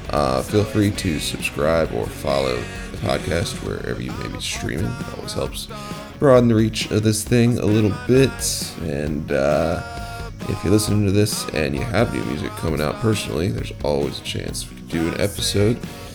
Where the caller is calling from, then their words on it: Baltimore, Maryland, United States; I'm calling you from Maryland or Baltimore.